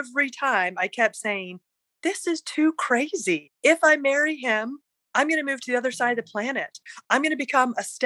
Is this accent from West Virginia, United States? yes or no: yes; West Virginia, United States; moved away as an adult; also born or lived in Provo, Utah / Washington, D.C.; I was born in Provo, as my parents were going to BYU, grew up in wild and wonderful West Virginia